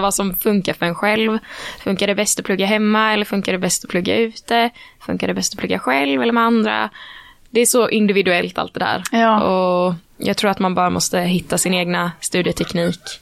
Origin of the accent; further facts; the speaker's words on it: Växjö, Kronoberg County, Sweden; now in Gothenburg, Sweden; Jag är från en mindre stad, eh, ju, från Växjö